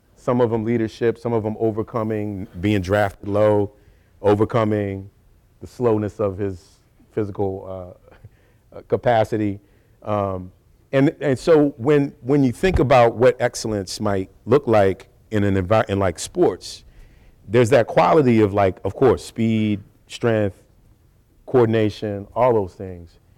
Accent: New Orleans, Louisiana, United States; growing up in New Orleans with a mom who was a teacher

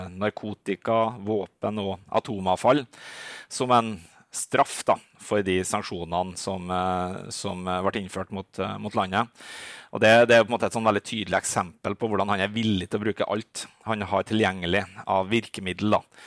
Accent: Norway; also born or lived in Minsk, Belarus; som nordmann

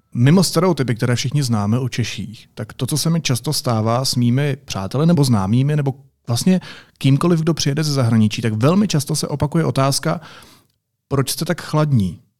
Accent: Czechia; jsem Čech

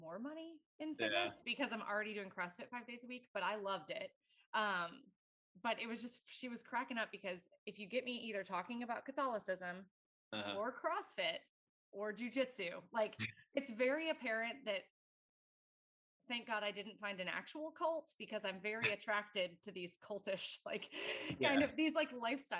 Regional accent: Virginia, United States; moved away; I grew up in Virginia.

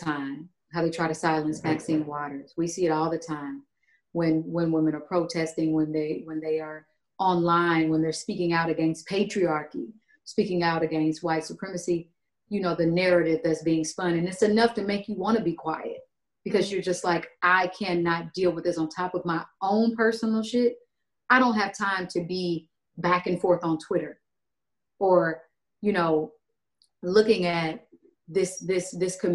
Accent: Kansas, United States; I'm from Kansas.

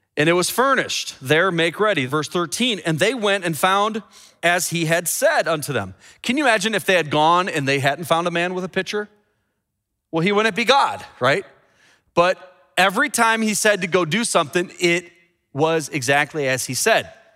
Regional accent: Chicago, Illinois, United States; my hometown, Chicago

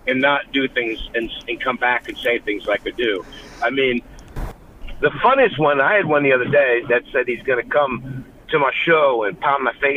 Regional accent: Ohio, United States; I grew up here in Ohio

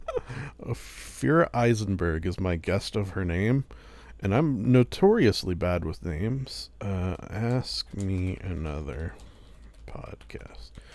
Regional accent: Canada; I am Canadian

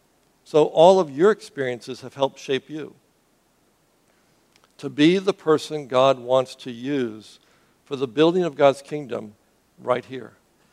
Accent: Cuba; I grew up as a missionary's kid. I grew up in Cuba. I left to go to Boston.

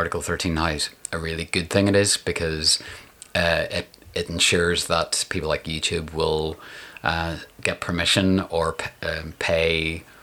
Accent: Downpatrick, Northern Ireland, United Kingdom; also born or lived in Holywood / Coleraine / East Belfast; now in Belfast, United Kingdom; It's kind of where I lived from. 7 to 15 in Downpatrick, and then Hollywood and Coleraine before that, and so all over

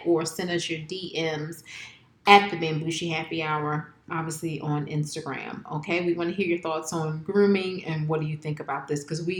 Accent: New Jersey, United States; We're from Jersey.

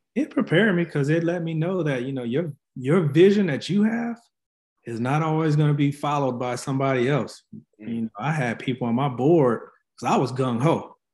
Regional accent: Flint, Michigan, United States; moved away as an adult; also born or lived in Tennessee / North Carolina; now in San Antonio, United States; born and raised in Flint, Michigan.

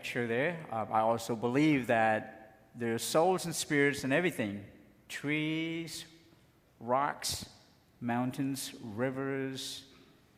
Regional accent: Cambodia; moved away; I am from Cambodia

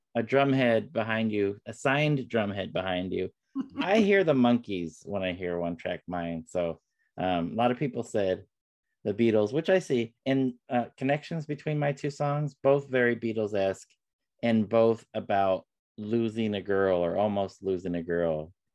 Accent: West Palm Beach, Florida, United States; my home state of Florida, n- uh, not far from where I was born in West Palm Beach

